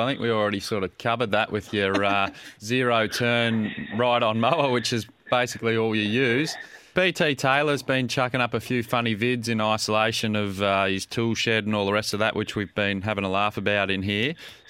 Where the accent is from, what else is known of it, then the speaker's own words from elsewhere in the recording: Australia; I grew up in Owen